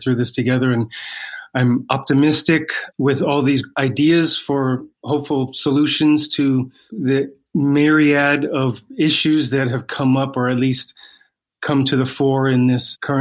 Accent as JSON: {"language": "English", "region": "Hawaii", "country": "United States", "tie": "born or raised there", "moved": "as an adult", "lives_now": "Los Angeles, United States", "said": "I grew up in Hawaii."}